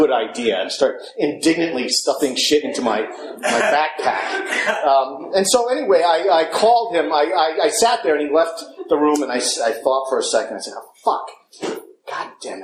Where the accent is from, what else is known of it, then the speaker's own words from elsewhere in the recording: Long Island, New York, United States; moved away; so I was born in Long Island in 1965